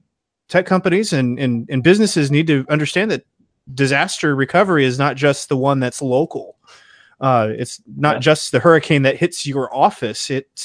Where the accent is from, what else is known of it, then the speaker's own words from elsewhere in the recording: California, United States; moved away; I was born in California